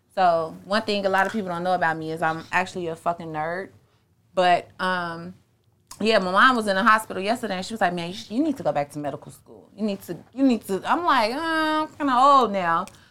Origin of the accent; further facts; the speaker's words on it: Chicago, Illinois, United States; I was born, um, Southside